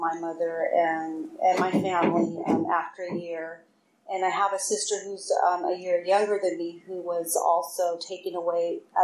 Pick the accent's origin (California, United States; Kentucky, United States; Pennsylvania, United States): California, United States; Oakland; I grew up in Oakland